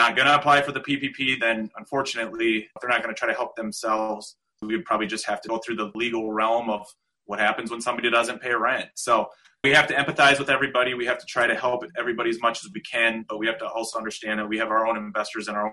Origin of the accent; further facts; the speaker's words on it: South Dakota, United States; I am born and raised in South Dakota. I've been here my whole life